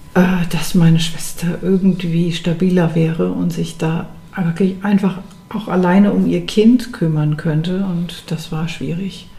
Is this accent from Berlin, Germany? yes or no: yes; Berlin, Germany; Berlin ist meine Stadt und das ist meine Heimat und ich fühle das richtig innerlich und ich will da bleiben